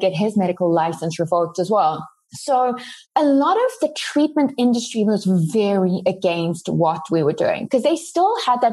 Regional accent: South Africa; first language Afrikaans; English is a second language; now in United States; Afrikaans, which is my native language

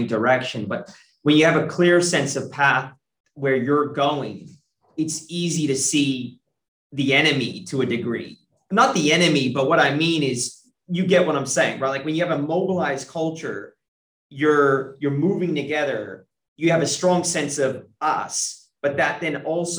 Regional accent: San Francisco Bay Area, California, United States; moved away as an adult; now in Australia; I'm from the San Francisco Bay Area, I know the culture

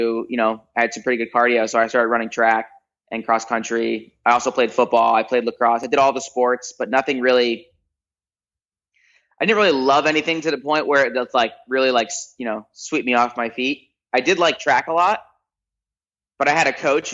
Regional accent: Toms River, New Jersey, United States; also born or lived in Park City, Utah / Salt Lake City, Utah; now in Orange County, United States; childhood, I lived in Toms River, New Jersey. It's a little beach town, central part of New Jersey, all the way in the East Coast

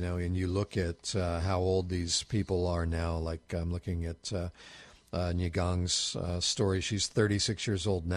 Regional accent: United States; I was born in the United States of America

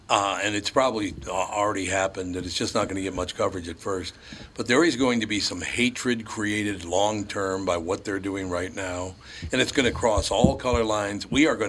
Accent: Minneapolis, Minnesota, United States; I literally grew up growing up in North Minneapolis and you know, going to St. Joe's and St. Anne's, pretty sequestered in Catholic school.

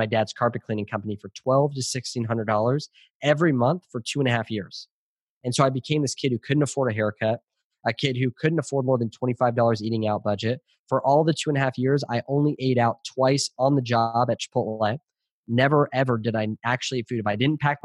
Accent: California, United States; I was born in California

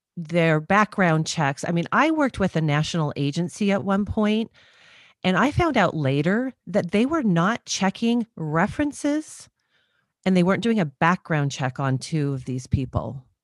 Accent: Southern California, United States; also born or lived in Redondo Beach, California; I grew up in Southern California and, um, went to college in Southern California

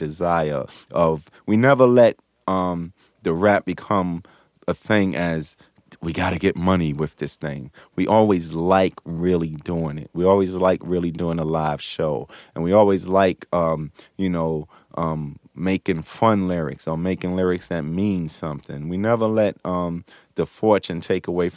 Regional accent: New York City, New York, United States; We came from Hollis, Queens, where you got separate houses, grass, backyards, cookout, Catholic school

